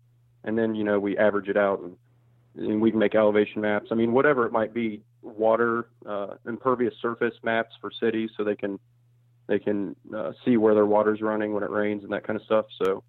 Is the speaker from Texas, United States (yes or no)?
no; Springfield, Ohio, United States; now in Dayton, United States; Yeah, I am from Springfield, Ohio, which is between Dayton, Ohio and Columbus. It's kind of in the southwestern-ish corner. And then I moved to Dayton, Ohio when I picked up my most recent job.